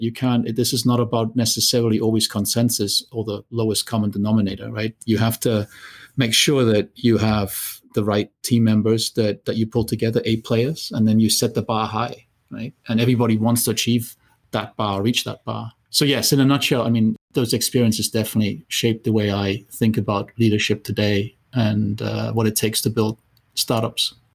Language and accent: English; Germany; moved away; I grew up in Germany